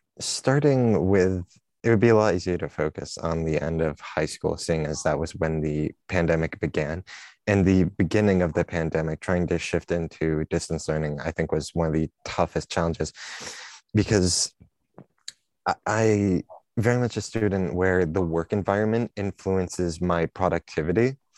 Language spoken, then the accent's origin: English; Rhode Island, United States; moved away as an adult; now in Maine, United States; I'm a freshman. I'm from Wilcompton, Rhode Island, and I'm studying computer science.